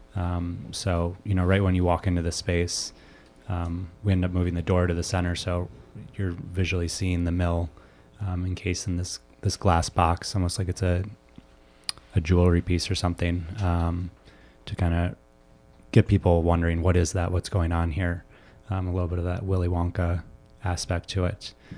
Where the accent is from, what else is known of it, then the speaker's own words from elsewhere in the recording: suburbs of Chicago, Illinois, United States; Bree and I, um, grew up in Washington Springs together, um, so suburbs of Chicago